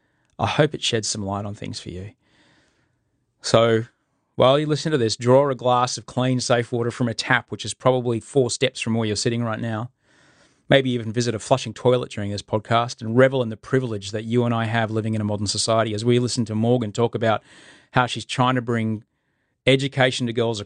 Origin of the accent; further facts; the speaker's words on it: United Kingdom; born there; accent: British; I had a British accent for a long time because I was born in the UK to two refugee parents